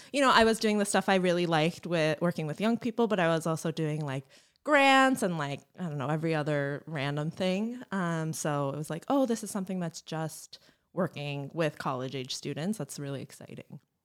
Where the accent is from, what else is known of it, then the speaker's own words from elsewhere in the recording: East Brunswick, New Jersey, United States; moved away as an adult; now in Chicago, United States; I was from East Brunswick